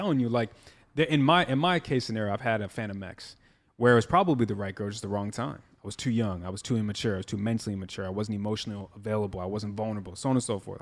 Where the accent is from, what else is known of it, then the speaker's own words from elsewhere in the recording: Midwest, United States; I'm from the Midwest where they settled down real early